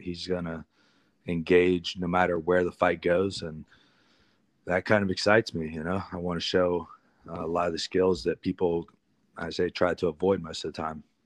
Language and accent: English; Columbus, Ohio, United States; my hometown in Columbus, Ohio